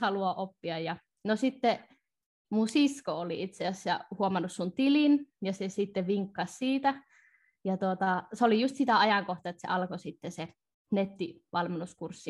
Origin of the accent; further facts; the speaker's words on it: North Ostrobothnia, Finland; mä oon tätä kotoisin Pohjois-Pohjanmaalta